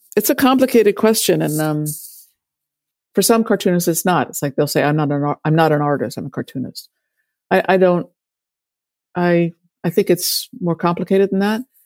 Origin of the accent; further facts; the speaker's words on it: Washington, District of Columbia, United States; when I was growing up in Washington in the 70s, 60s, and 70s